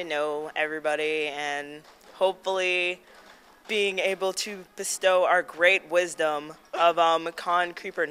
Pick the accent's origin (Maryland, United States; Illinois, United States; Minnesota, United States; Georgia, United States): Maryland, United States; Silver Spring; I am from Silver Spring, Maryland.